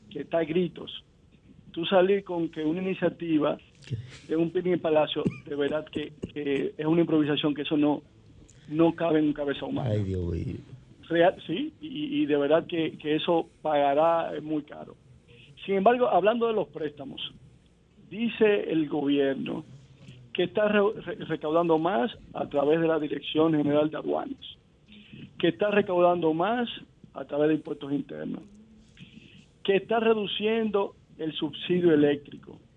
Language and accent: Spanish; Dominican Republic; tú como dominicano decías, bueno, se te grifaba los vellos